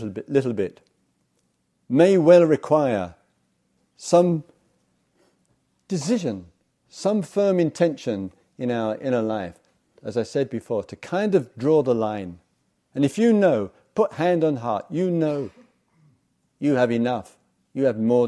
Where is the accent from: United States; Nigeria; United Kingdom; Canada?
United Kingdom; England; I come from England